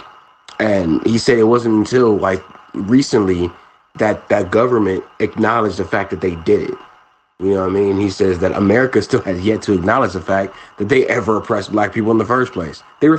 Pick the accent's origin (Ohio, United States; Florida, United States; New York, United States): Ohio, United States; Cleveland; Cleveland, Ohio, my hometown.